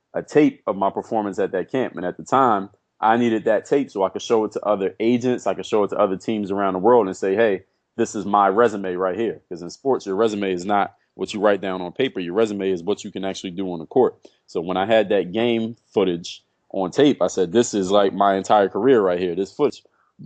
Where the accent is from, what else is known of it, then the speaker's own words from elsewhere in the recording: Philadelphia, Pennsylvania, United States; moved away as an adult; also born or lived in Altoona, Pennsylvania; now in South Florida, United States; I grew up in Philadelphia.